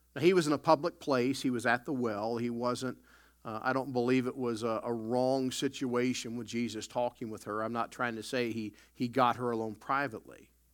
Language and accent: English; the South, United States; also born or lived in Chicago; now in Canada; I grew up in the South